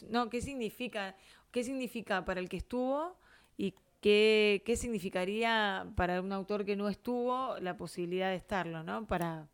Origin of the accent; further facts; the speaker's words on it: Buenos Aires, Argentina; somos de Capital